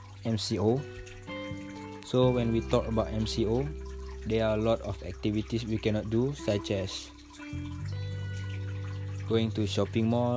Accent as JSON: {"language": "English", "region": "Perak", "country": "Malaysia", "said": "I'm from Perak. And I stay at Pangkalan TADM Lumut. My parents also from Perak."}